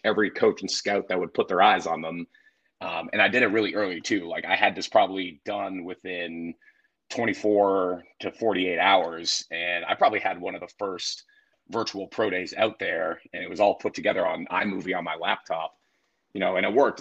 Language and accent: English; Oakwood, Ohio, United States; also born or lived in Canada; I grew up in Oakwood